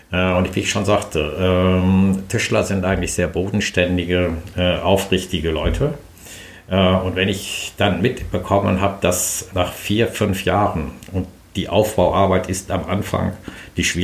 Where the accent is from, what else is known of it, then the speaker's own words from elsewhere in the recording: Brilon, North Rhine-Westphalia, Germany; Ich bin äh, aufgewachsen